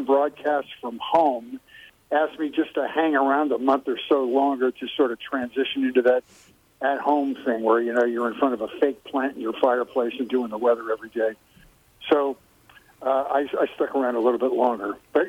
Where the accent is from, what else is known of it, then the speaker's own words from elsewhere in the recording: Philadelphia, Pennsylvania, United States; now in Los Angeles, United States; I grew up in Philadelphia, Pennsylvania.